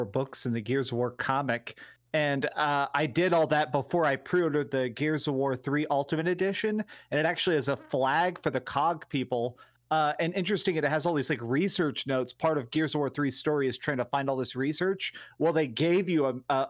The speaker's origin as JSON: {"language": "English", "region": "Texas", "country": "United States", "said": "we are from Texas."}